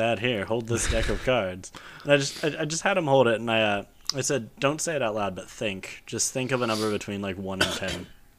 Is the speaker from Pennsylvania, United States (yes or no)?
no; Amarillo, Texas, United States; I grew up in Amarillo.